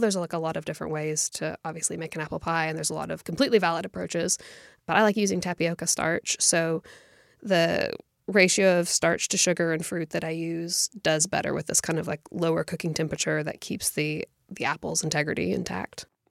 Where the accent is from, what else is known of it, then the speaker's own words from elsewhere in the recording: United States; our experience of growing up in America